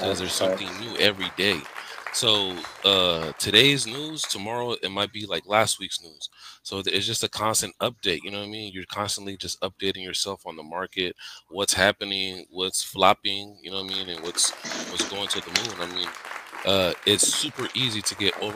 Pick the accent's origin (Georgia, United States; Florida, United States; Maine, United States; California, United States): California, United States; San Francisco; Born and raised in San Francisco, man. I'm from the Bay Area, San Francisco native, 33.